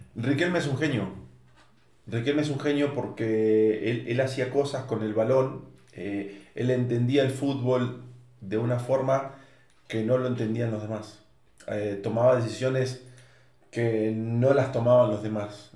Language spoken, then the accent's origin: Spanish; Argentina; moved away as an adult; now in Zapopan, Mexico; siendo argentino